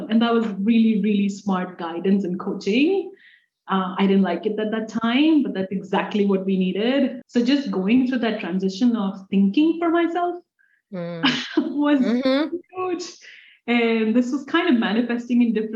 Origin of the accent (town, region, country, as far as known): India; English is a second language; moved away as an adult; now in United States